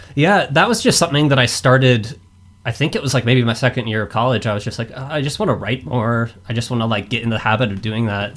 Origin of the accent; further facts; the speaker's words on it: Boise, Idaho, United States; I am from Boise, Idaho